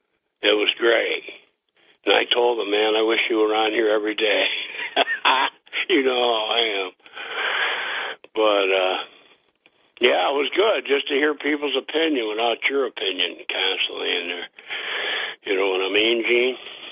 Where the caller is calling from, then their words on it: Boston, Massachusetts, United States; from Boston.